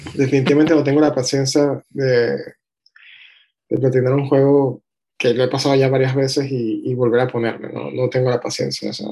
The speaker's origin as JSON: {"language": "Spanish", "country": "Venezuela", "tie": "born or raised there", "said": "nací en Venezuela"}